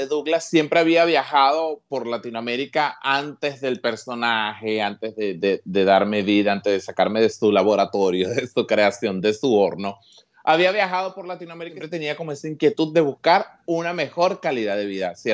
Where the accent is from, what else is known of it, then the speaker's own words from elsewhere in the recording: Petare, Miranda, Venezuela; En Petare nos ayudamos muchísimo. Eh, yo vengo de San Blas.